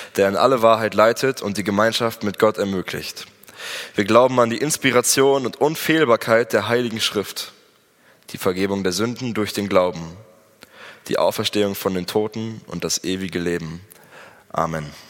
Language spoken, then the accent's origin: German; Germany; also born or lived in Espelkamp, Germany; als Deutsche